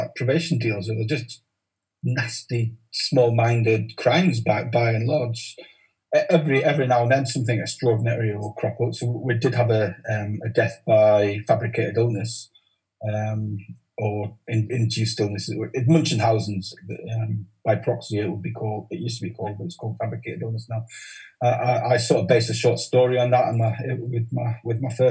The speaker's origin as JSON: {"language": "English", "town": "Newcastle upon Tyne", "region": "North East England", "country": "United Kingdom", "tie": "born or raised there", "also_born_or_lived": "Carlisle", "accent": "Geordie", "said": "I grew up in a village just outside, a village called Hazelrigg, a pit village"}